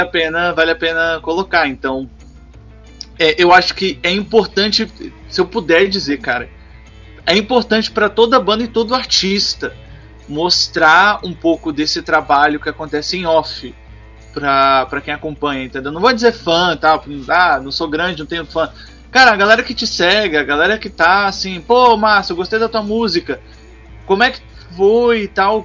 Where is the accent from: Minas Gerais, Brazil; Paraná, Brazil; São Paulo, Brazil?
Minas Gerais, Brazil; do meu estado, que eu sou é, de Minas Gerais